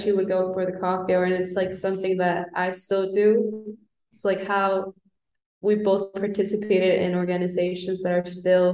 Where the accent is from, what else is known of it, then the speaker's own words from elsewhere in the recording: Bolivia; moved away; I'm from Bolivia.